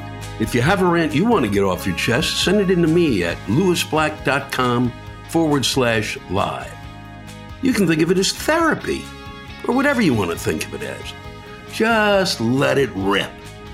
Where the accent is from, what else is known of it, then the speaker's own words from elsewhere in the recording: Canada; as a Canadian living in the snow tundra, we seem to use sarcasm to help get through these endless fucking snowstorms that come every fucking weekend here on the East Coast.